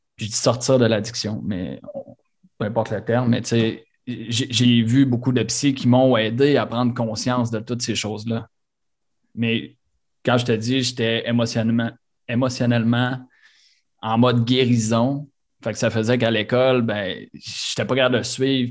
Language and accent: French; Quebec City, Quebec, Canada; also born or lived in Sainte-Brigitte-de-Laval; On a grandi euh, deux, trois rues, une à côté de l'autre, sur le plateau à Charlebourg